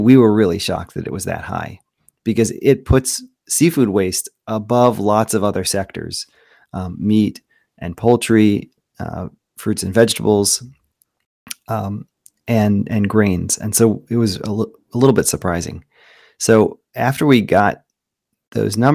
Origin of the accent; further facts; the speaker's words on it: United States; I grew up on the Chesapeake Bay, farming oysters